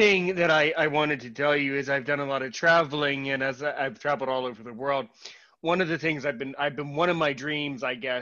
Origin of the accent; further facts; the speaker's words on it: United States; as an American